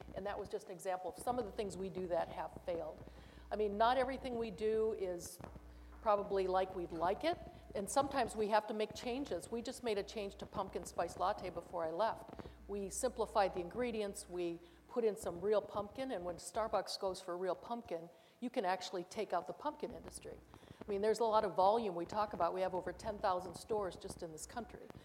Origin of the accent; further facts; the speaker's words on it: Minnesota, United States; I grew up in Minnesota